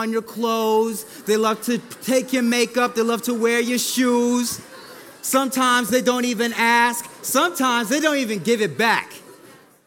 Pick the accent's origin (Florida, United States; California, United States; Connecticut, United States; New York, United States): Connecticut, United States; Hartford; moved away; I was born and raised in Hartford, Connecticut, where it's pretty much snow all year round